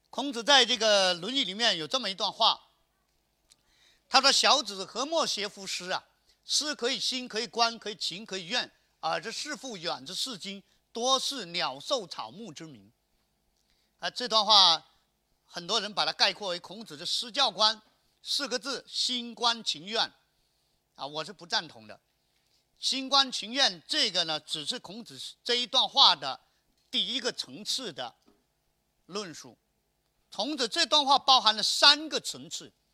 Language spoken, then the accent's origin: Chinese; Chaozhou, Guangdong, China; 我们潮州人看到大白鹅， 我们想中午是把它卤